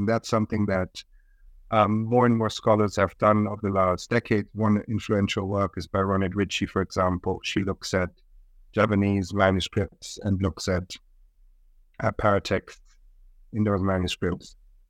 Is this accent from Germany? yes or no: yes; Munich, Bavaria, Germany; also born or lived in Japan / South Korea / Russia; So I was born in Germany, in Munich. I grew up in Germany, went to school in Germany, but I also lived in other countries, in Japan, in South Korea, Russia.